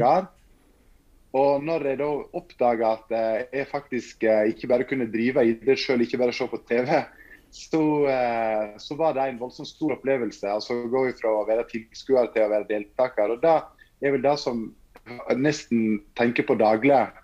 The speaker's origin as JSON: {"language": "Norwegian", "country": "Norway", "said": "der jeg kommer fra, Fortuna, med 200 innbyggere."}